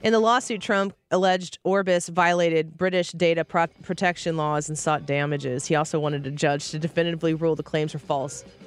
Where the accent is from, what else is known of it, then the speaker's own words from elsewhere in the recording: St. Louis, Missouri, United States; I'm from St. Louis